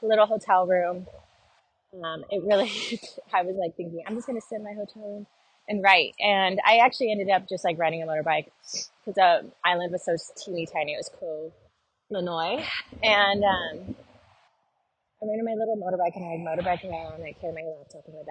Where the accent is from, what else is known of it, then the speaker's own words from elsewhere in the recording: Southern California, United States; moved away; also born or lived in Nashville; growing up in Southern California